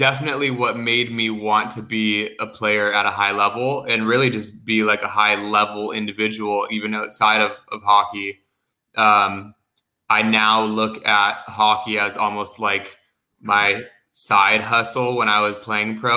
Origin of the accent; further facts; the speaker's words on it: United States; also born or lived in Los Angeles, California / Palm Springs, California / Scottsdale, Arizona; I spent about the first 10 years of my life in and out of LA, in Los Angeles and outside of it in Palm Springs, before moving over to Scottsdale, and then lived in Scottsdale for the next 15 years of my life